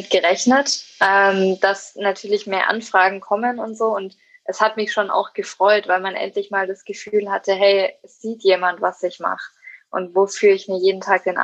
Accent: Erlangen, Bavaria, Germany; in meiner Heimatstadt in Erlangen und auch hier in Nürnberg zum Beispiel

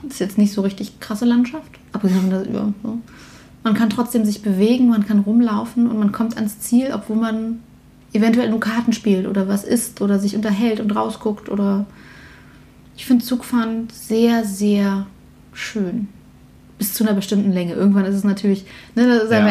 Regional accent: Berlin, Germany; die Kirchengemeinde bei uns in Berlin

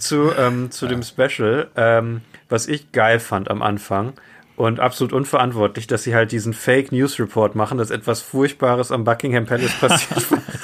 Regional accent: Germany; für uns als Deutsche

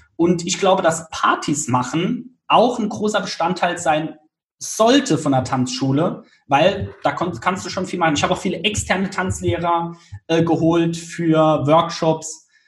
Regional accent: Saarland, Germany; Damals in Saarbrücken, also ich komme aus dem Saarland

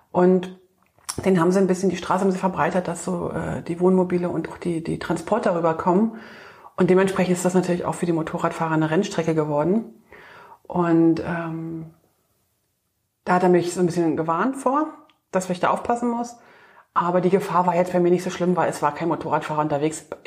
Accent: Bern, Switzerland; als Berner äh, sind wir ja gerade Schweizer Meister geworden

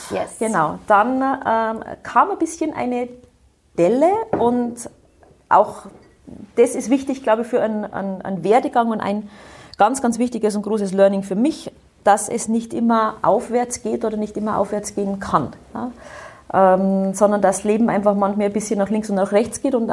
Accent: Bavaria, Germany; Ich bin im Bayerischen Wald aufgewachsen, also ein äh, durchaus

